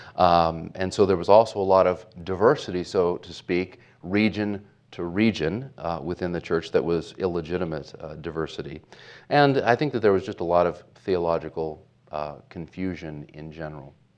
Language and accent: English; Portland, Oregon, United States; I grew up in Portland, Oregon, into a, um, a Catholic home